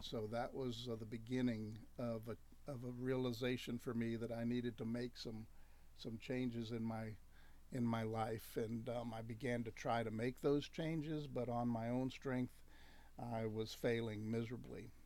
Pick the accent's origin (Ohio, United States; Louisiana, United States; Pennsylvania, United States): Louisiana, United States; Spring Hill; moved away; little town of 4,000 people in Spring Hill, Louisiana. It's about an hour north of Shreveport.